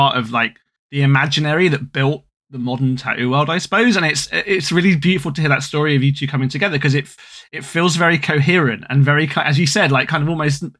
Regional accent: London, United Kingdom; as a British guy, you know, growing up in London

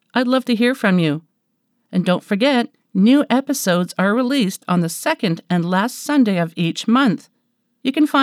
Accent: Canada; I'm Canadian

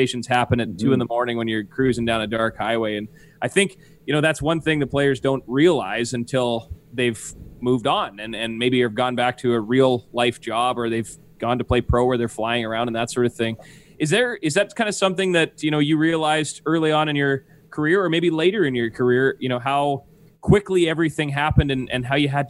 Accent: Neepawa, Manitoba, Canada; I grew up in Neepawa, Manitoba

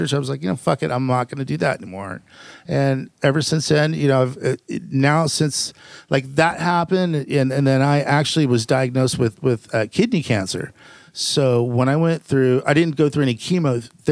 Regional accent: Fountain Valley, California, United States; also born or lived in Downey, California / Norwalk, California; I was born in pretty much raised in Fountain Valley.

